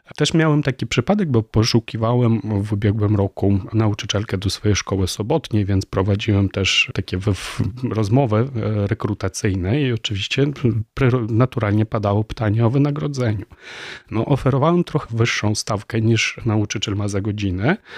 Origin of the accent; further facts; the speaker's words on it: Ukraine; first language Ukrainian; Polish is a second language; now in Warsaw, Poland; ukraiński jest moim ojczystym językiem